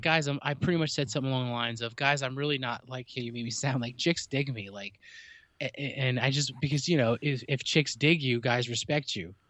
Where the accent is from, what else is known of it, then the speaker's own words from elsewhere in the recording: New Jersey, United States; I'm from New Jersey